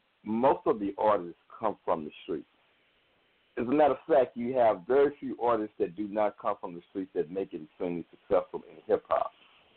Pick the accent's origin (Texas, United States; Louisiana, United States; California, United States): Texas, United States; Fort Worth; I'm from Fort Worth, Texas